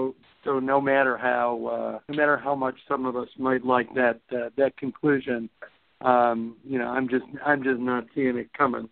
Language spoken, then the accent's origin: English; Chicago, Illinois, United States; Since I grew up in Chicago, I'm not a huge Cub hater.